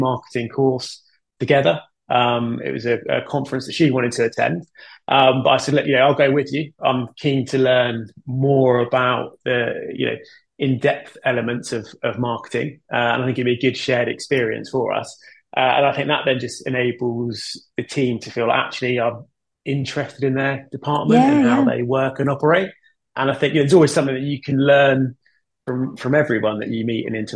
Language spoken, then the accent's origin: English; United Kingdom